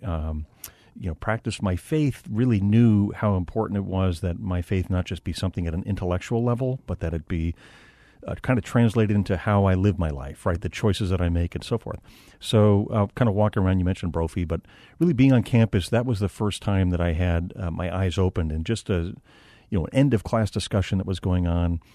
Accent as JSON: {"language": "English", "town": "Phoenix", "region": "Arizona", "country": "United States", "tie": "born or raised there", "said": "I'm from Phoenix, um, multi-generational family here in Arizona going back to nineteen oh six"}